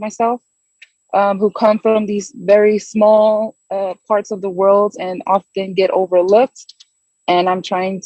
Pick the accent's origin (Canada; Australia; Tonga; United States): Tonga; my background is I'm Tongan. I'm from the South Pacific island of Tonga